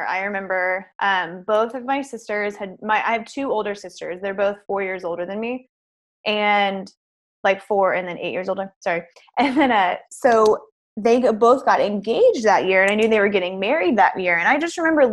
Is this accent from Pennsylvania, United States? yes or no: no; Houston, Texas, United States; I'm from Houston